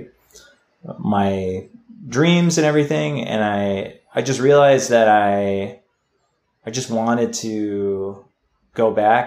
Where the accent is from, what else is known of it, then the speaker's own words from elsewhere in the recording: New England, United States; moved away as an adult; also born or lived in Chicago; I grew up kind of all over New England